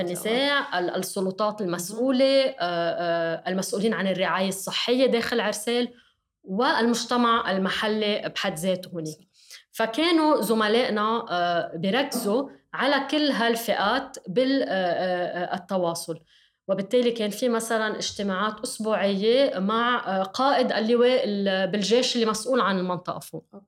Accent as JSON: {"language": "Arabic", "country": "Lebanon", "said": "كلبنانيه كلنا"}